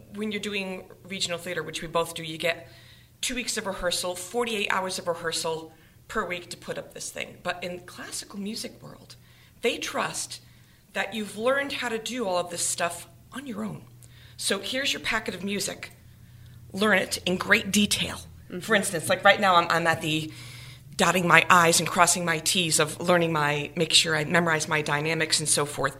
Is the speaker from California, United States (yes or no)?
no; Swansea, Massachusetts, United States; also born or lived in Attleboro, Massachusetts; I'm from Attleboro, but I was born and raised in Swansea, Massachusetts